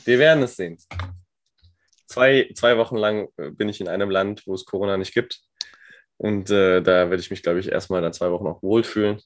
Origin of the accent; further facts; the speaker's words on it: Germany; als Deutscher